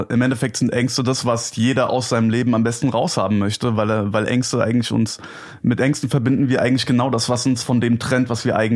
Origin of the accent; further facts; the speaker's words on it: Gelnhausen, Hesse, Germany; Okay, also äh, ich komme aus Gelnhausen. Das ist eine Kleinstadt, so 40, 45 Minuten entfernt von Frankfurt am Main.